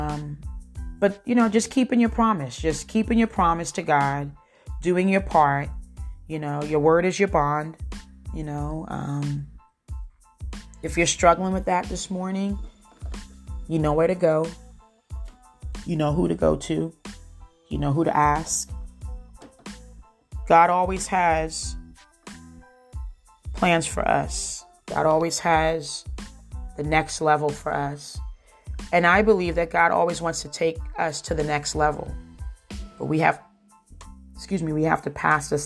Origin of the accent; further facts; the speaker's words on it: New Jersey, United States; I'm from New Jersey. We don't talk with our hands to the side. We talk with our hands